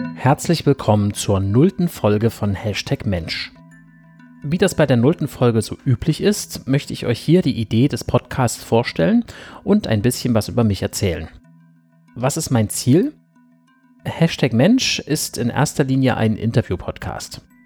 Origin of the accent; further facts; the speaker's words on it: Weimar, Thuringia, Germany; moved away as an adult; also born or lived in Dortmund / Wuppertal / Berlin; now in Halle (Saale), Germany; Ursprünglich stamme ich aus dem thüringischen Weimar. Dort bin ich die ersten 19 Jahre aufgewachsen